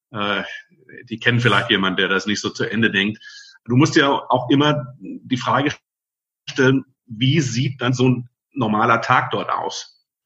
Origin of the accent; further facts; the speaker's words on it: Friedrichshafen, Baden-Württemberg, Germany; und eigentlich komme ich vom Bodensee, bin gebürtiger Schwabe aus Friedrichshafen.